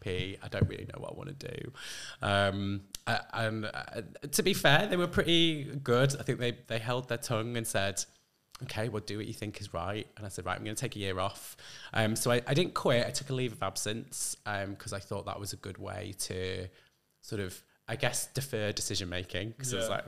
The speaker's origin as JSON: {"language": "English", "area": "Lake District", "region": "North West England", "country": "United Kingdom", "tie": "born or raised there", "also_born_or_lived": "Manchester", "said": "I'm from the northwest. Really, I grew up in the Lake District."}